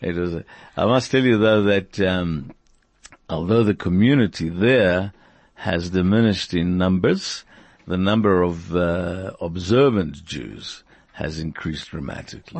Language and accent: English; Argentina; moved away; I come from Argentina